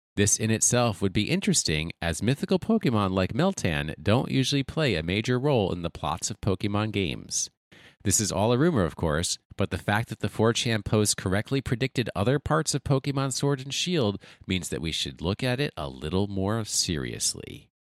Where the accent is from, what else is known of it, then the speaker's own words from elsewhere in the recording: United States; I pronounce it as an American would